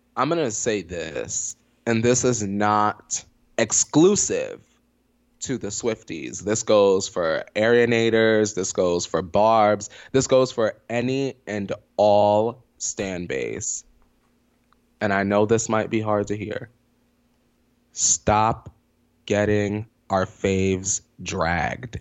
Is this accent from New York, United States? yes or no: yes; New York, United States; moved away; also born or lived in Poconos, Pennsylvania; I grew up in New York and then I, my family plucked my ass out